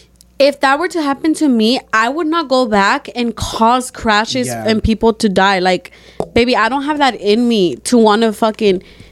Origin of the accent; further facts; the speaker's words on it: Mexico; moved away; In my hometown in Mexico